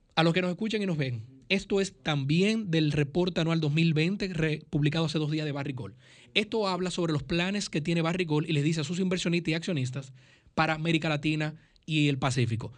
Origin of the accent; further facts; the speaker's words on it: Dominican Republic; soy dominicano